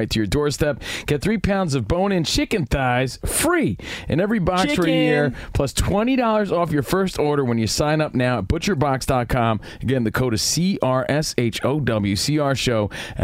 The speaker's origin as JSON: {"language": "English", "town": "Union", "region": "New Jersey", "country": "United States", "tie": "born or raised there", "moved": "yes", "said": "I'm from Jersey"}